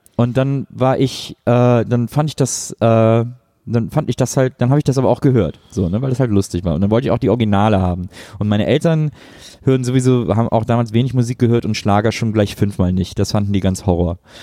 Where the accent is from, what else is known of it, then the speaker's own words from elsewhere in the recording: Cologne area, North Rhine-Westphalia, Germany; ich komme aus dem Kölner äh, Großraum